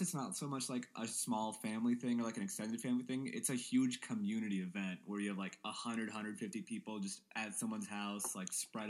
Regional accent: Missouri, United States; We are from the sweet state of Missouri.

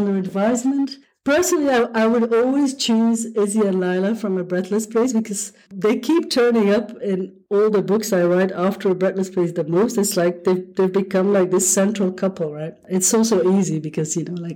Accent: Belgium; I'm from Belgium, right? I live in Europe

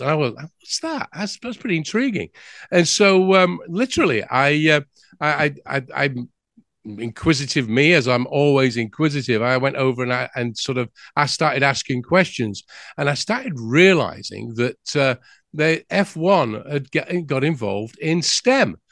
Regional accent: England, United Kingdom; now in United States; I'm from England. You might have guessed that by the accent.

